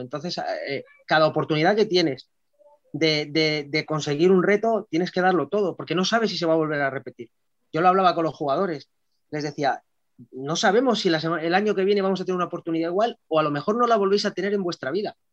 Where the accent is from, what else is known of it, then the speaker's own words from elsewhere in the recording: Madrid, Community of Madrid, Spain; la mayoría de los jugadores y cuerpo técnico incluido somos de Madrid